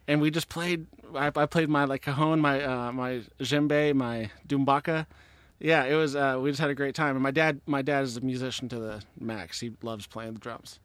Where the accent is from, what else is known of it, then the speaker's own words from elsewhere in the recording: Washington, United States; I was sixty miles south of Seattle